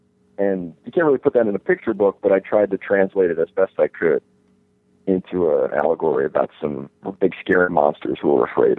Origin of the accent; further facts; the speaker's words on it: East Coast, United States; I met a lot of people that I never would have been exposed to if I had stayed in New York. I grew up on the East Coast.